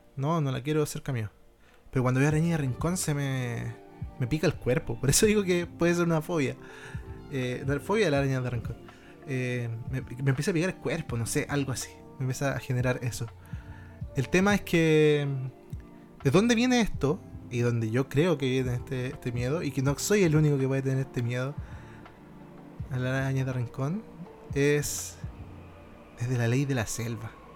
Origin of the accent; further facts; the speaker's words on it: Rancagua, O'Higgins, Chile; Yo soy de región, ¿cachai? Yo soy de, de Rancagua